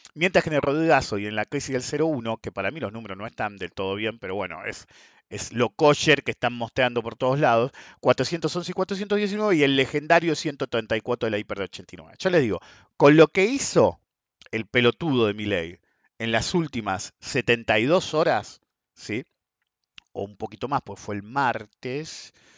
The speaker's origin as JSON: {"language": "Spanish", "country": "Argentina"}